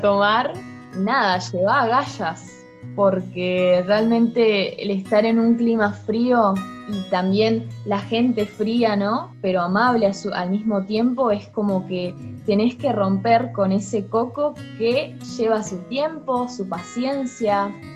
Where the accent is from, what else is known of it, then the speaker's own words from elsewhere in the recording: Trelew, Chubut, Argentina; also born or lived in Norway; vengo de Argentina, eh, vivo en la ciudad de Trelew